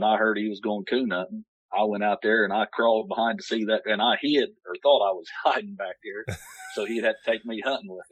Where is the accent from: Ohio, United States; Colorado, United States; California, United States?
Ohio, United States; Buena Vista; Grew up in a little town called Buena Vista along the Ohio River